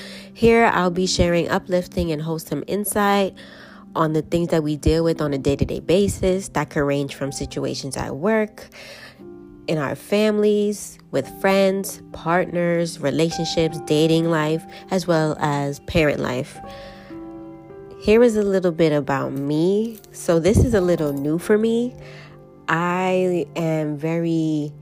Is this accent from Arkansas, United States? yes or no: no; New York City, New York, United States; I am from New York, more specifically the Boogie Down Bronx, born and raised